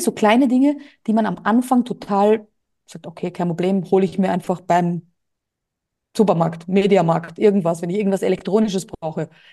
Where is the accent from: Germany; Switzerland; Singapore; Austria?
Austria; moved away as an adult; now in Mallorca, Spain; Bei uns in Österreich stellst du die Tonne vor die Türe, wird abgeholt.